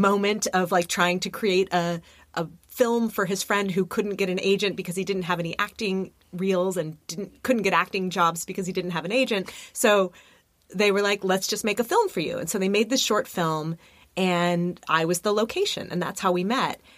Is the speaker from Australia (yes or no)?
no; Burbank, California, United States; also born or lived in New York City; now in Los Angeles, United States; I grew up in Burbank, which is, I'm a sixth generation California girl